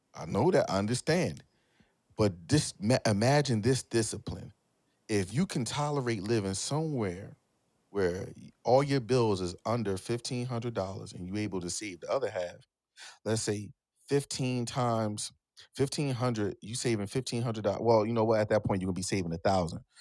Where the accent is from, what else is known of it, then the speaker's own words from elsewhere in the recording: Philadelphia, Pennsylvania, United States; I'm from Philly